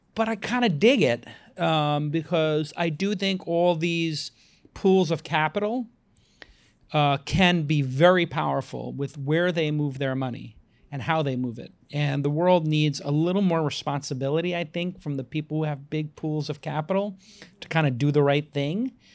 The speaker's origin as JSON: {"language": "English", "country": "United States", "lives_now": "San Francisco, United States", "said": "I'm an American living in San Francisco"}